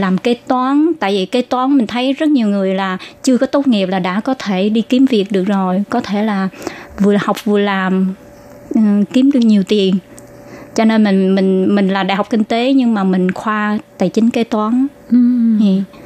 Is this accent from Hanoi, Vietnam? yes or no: no; Ho Chi Minh City, Vietnam; moved away as an adult; now in Taiwan; mình sanh đẻ ở từ nhỏ ở thành phố Hồ Chí Minh và ở tại quận 10.